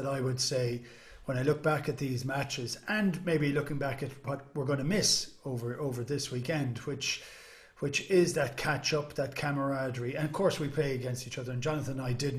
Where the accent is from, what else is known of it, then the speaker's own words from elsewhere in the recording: Ireland; I'm Irish